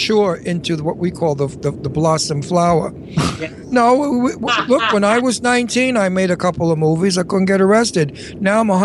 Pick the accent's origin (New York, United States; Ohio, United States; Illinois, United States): New York, United States; New York City; now in Bucks County, United States; I'm a New Yorker